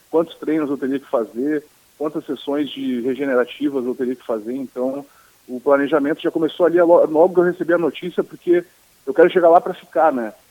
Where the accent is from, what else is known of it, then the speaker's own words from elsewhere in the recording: Porto Alegre, Rio Grande do Sul, Brazil; now in Florianópolis, Brazil; eu nasci em Porto Alegre mesmo, né, no Mãe de Deus, então pode, ser, pode ter certeza que é mais um gaúcho lá no UFC